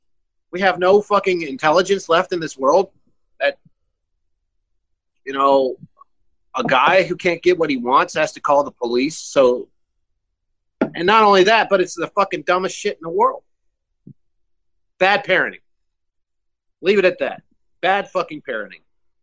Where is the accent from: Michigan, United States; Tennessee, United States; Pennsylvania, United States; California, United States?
Pennsylvania, United States; Western; I'm from Western Pennsylvania